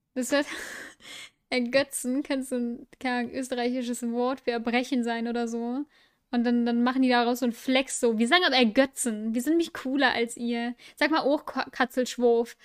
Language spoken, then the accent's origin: German; Düsseldorf, North Rhine-Westphalia, Germany; now in Mönchengladbach, Germany; ich bin in dieser Stadt geboren